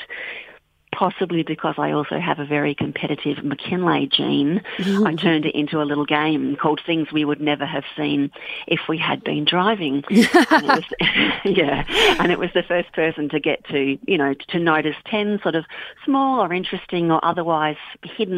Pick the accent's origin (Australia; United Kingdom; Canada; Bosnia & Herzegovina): Australia; Bendigo, Victoria; now in Western Australia, Australia; I grew up near Bendigo in central Victoria